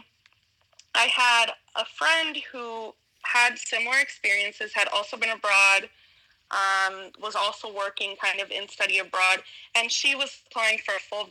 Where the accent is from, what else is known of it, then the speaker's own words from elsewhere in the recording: Westchester County, New York, United States; moved away; also born or lived in Mexico; I'm from Westchester County, New York